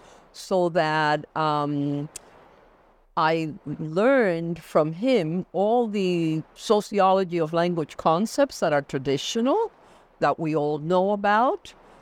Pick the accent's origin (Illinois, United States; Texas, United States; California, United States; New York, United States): New York, United States; New York City; also born or lived in Cuba; I was born in Cuba and came to the United States, to New York City with my family at the age of 11. So I grew up in a bilingual community. I grew up in a bilingual home.